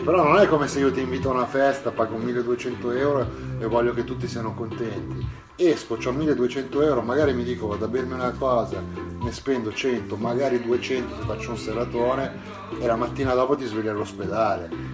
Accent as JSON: {"language": "Italian", "area": "Brianza", "region": "Lombardy", "country": "Italy", "tie": "born or raised there", "said": "quando ero bambino ero in Brianza e eh, ero verso Pesana Brianza, da quelle parti"}